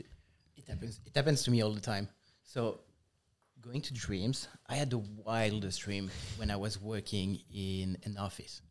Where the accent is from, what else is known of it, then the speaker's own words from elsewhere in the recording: Nice, Provence-Alpes-Côte d'Azur, France; English is a second language; moved away as an adult; now in United States; Southeast, precisely. We grew up in Nice, which is about twenty miles away from the Italian border.